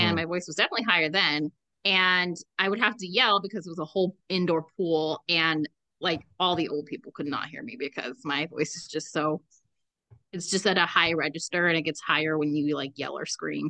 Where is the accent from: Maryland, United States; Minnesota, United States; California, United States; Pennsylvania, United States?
California, United States; Southern; moved away; we're from Southern California